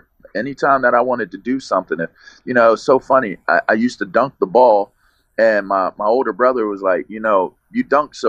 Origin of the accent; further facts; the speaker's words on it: Pittsburgh, Pennsylvania, United States; all of that pierogi juice that they put in our bottles growing up, which is totally Pittsburgh